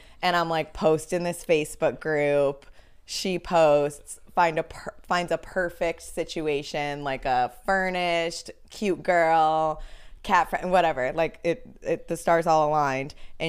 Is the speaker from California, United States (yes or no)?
yes; Los Angeles, California, United States; Like, I'm from Cali.